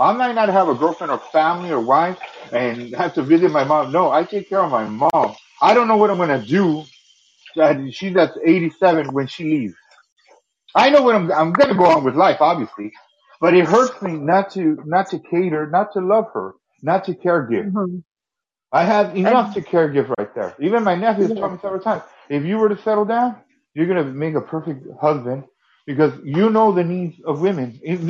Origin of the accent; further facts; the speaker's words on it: United States; I'm only American. I can't give that to Canadians.